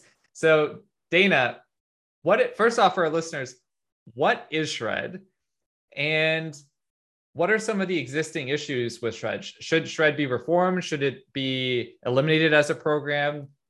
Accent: Nova Scotia, Canada; I grew up in Nova Scotia, and growing up in the 90s and 2000s

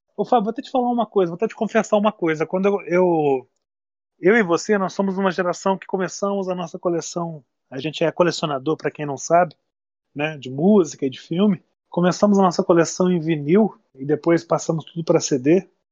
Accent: Lavras, Minas Gerais, Brazil; also born or lived in Niterói; now in Juiz de Fora, Brazil; O Milton é de Três Pontas, eu nasci ali perto, nasci em Lavras.

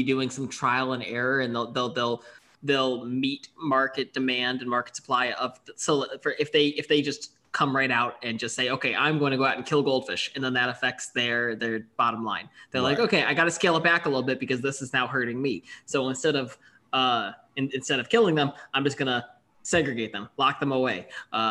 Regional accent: Buffalo, New York, United States; I'm from Buffalo. I grew up a huge Buffalo Sabres fan.

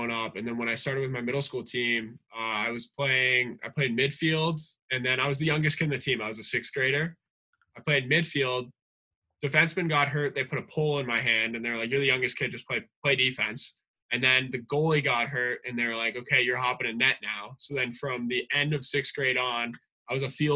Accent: Canada; growing up in Canada

